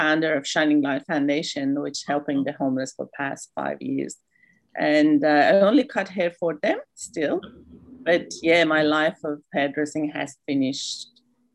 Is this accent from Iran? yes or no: yes; Iran; now in Australia; I'm from Iran, came to Australia about 21 years ago as a refugee.